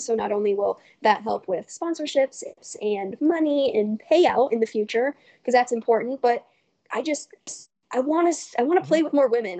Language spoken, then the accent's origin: English; Colorado, United States; now in California, United States; I'm from Colorado where I knew absolutely everyone